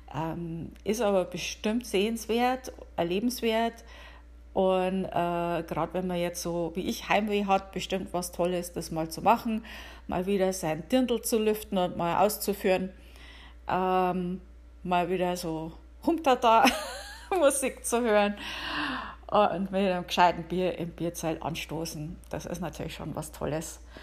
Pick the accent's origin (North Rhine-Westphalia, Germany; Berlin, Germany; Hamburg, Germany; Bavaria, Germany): Bavaria, Germany; now in United States; ich komme aus Bayern